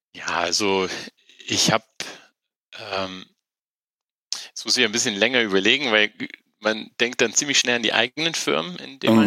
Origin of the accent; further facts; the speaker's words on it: Wolfenbüttel, Lower Saxony, Germany; moved away as an adult; also born or lived in Tehran, Iran / Rhine-Main region; Bin dann in der in Norddeutschland aufgewachsen, in einer kleinen Stadt namens Wolfenbüttel